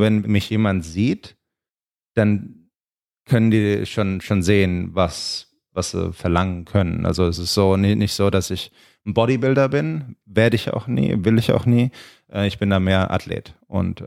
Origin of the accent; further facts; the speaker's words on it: Germany; now in Los Angeles, United States; wir sind aus Deutschland, wir sind in Deutschland aufgewachsen